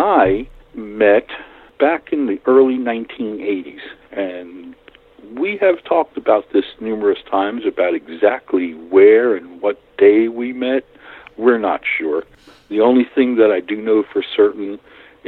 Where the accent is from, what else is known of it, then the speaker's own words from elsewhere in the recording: New York City, New York, United States; moved away as an adult; now in Watauga County, United States; I grew up in New York City in Brooklyn